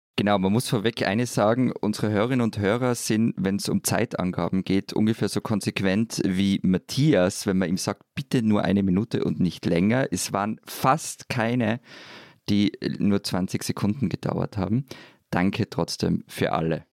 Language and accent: German; Vorarlberg, Austria; ich in Vorarlberg mit Nähe zur und Freunden und Taufpaten in der Schweiz groß geworden bin